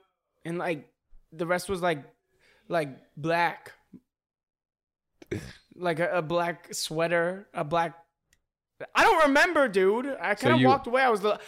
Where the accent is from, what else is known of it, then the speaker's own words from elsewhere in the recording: California, United States; I'm from California